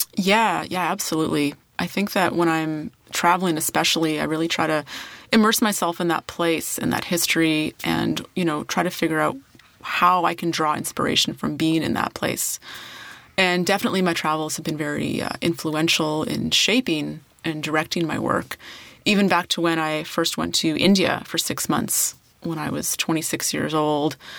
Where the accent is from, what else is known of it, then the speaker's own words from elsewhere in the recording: Saskatchewan, Canada; moved away; my hometown in Saskatchewan